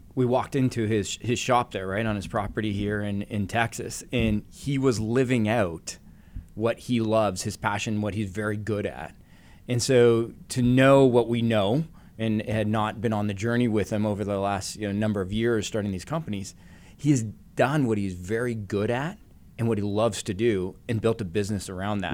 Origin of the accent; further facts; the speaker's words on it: Canada; growing up in Canada